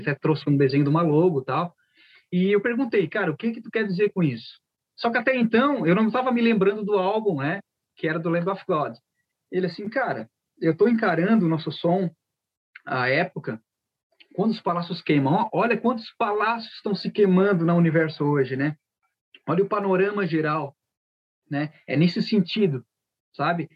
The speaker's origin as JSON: {"language": "Portuguese", "town": "Criciúma", "region": "Santa Catarina", "country": "Brazil", "said": "somos de Criciúma."}